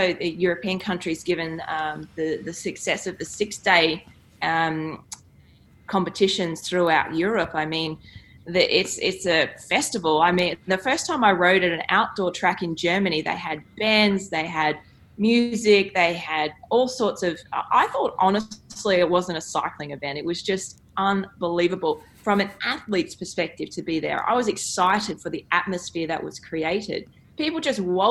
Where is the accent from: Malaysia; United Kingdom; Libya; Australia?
Australia; Queensland; growing up in Queensland